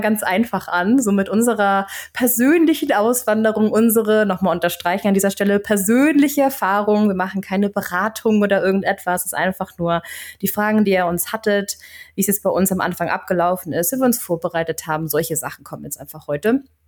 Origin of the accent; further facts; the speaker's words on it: Flensburg, Schleswig-Holstein, Germany; also born or lived in Berlin / Canada; now in Stockholm, Sweden; ich komme ursprünglich aus Flensburg und bin dann später nach Berlin gezogen, habe da knapp sechs Jahre gewohnt